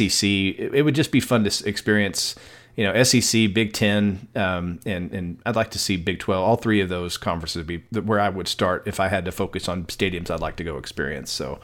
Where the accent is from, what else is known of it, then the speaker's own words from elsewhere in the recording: El Paso, Texas, United States; my hometown